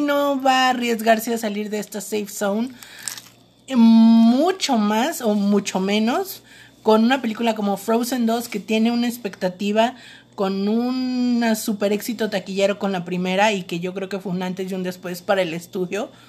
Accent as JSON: {"language": "Spanish", "country": "Mexico", "said": "somos vecinos de Estados Unidos"}